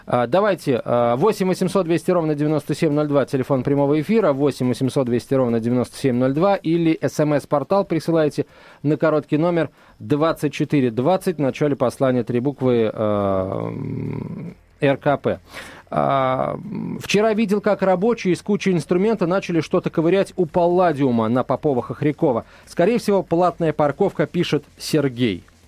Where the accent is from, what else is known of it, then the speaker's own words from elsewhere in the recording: Moscow, Russia; Мы, москвичи